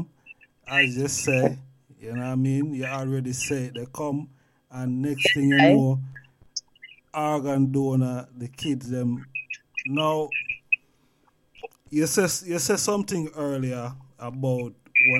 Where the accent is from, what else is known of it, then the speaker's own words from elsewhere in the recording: Jamaica; now in England; I grew up in Jamaica, and, you know, come out of Jamaica and come into England.